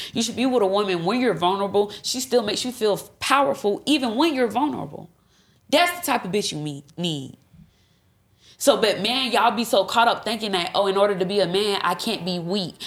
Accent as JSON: {"language": "English", "region": "Florida", "country": "United States", "said": "I'm from Florida"}